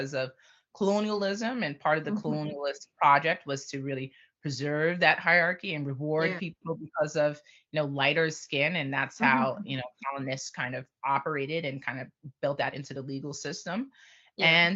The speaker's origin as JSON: {"language": "English", "region": "New York", "country": "United States", "tie": "born or raised there", "said": "I grew up in New York"}